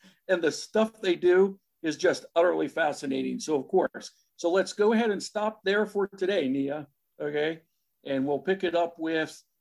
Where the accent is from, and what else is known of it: Johnstown, Pennsylvania, United States; born or raised there